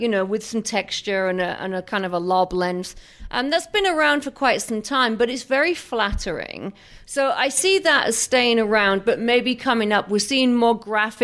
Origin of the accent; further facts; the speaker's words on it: England, United Kingdom; moved away; I come from England